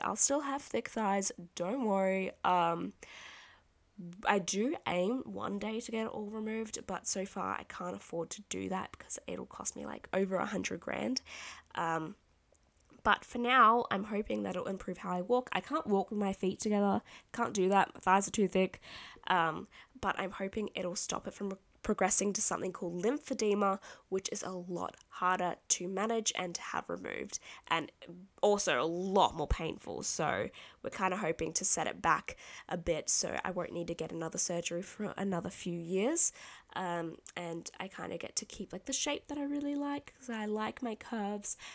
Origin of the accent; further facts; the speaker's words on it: Australia; I'm Australian